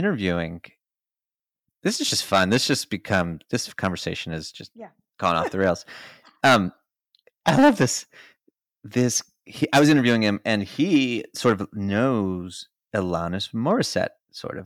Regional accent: Baltimore, Maryland, United States; I'm from Baltimore

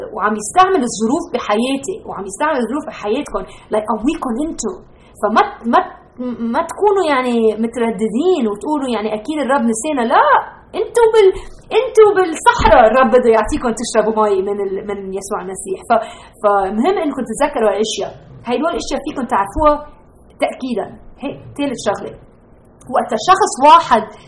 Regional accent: Lebanon; moved away; انا ربيت بلبنان بالسبعينات

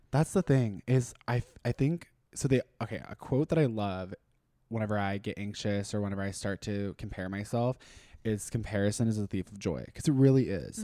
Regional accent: Austin, Texas, United States; also born or lived in Minnesota; I'm from Austin. So I was raised here. We technically I wasn't born here, so I was originally born in Minnesota, but we moved here whenever I was 5

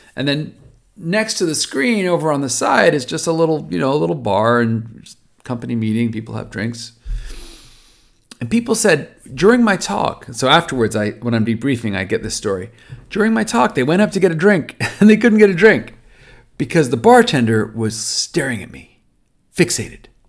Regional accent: California, United States; I'm Californian.

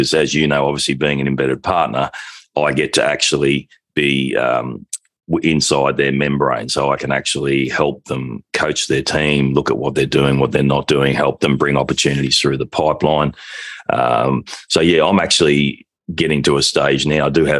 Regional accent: Australia; I'm an Australian partner with the Objective Management Group

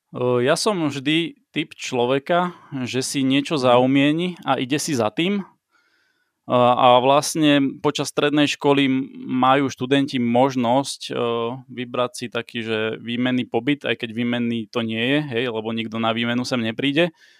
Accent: Piešťany, Trnava Region, Slovakia; som z Piešťan

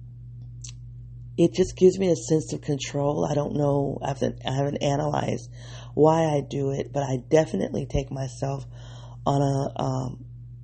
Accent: Midwest, United States; moved away as an adult; also born or lived in the South; I'm from the Midwest, and I'm in like this, from a factory town

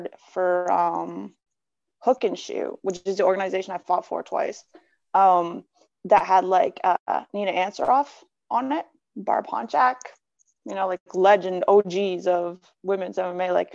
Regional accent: Canada; as a Canadian

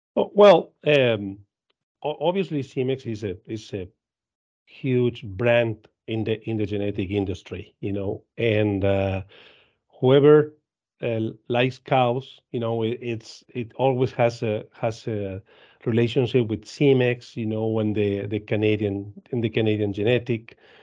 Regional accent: Argentina; I am from Argentina. I live in, in Argentina. Um, I was, uh, rising at Dairy Farm in Argentina

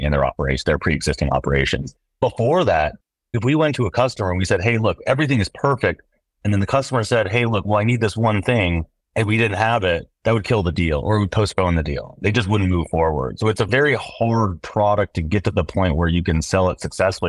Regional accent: Seattle, Washington, United States; born and raised in Seattle

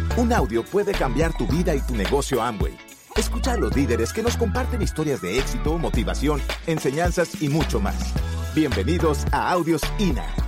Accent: New York, United States; first language English; Spanish is a second language; Yo nací en el 47 en New York. Y uh, so I'm an American guy. I was born and raised in the United States. My my language is English.

